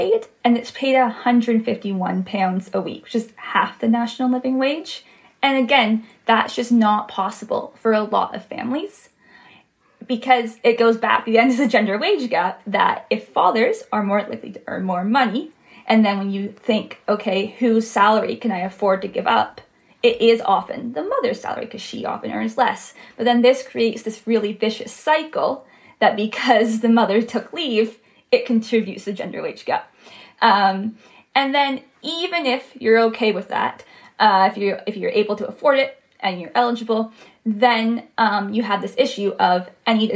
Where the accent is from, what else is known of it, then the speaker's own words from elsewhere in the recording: Ontario, Canada; accent: Canadian; moved away; also born or lived in Quebec; I am from Canada. I'm not from Quebec. I'm from the province to the side, so Ontario